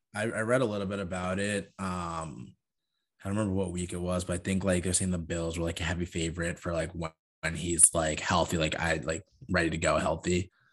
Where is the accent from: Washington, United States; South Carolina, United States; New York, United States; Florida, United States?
New York, United States; Huntington; I'm from Huntington